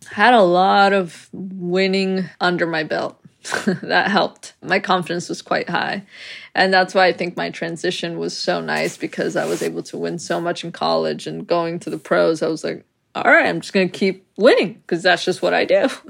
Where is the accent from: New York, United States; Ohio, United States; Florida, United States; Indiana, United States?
New York, United States; moved away; I was raised in New York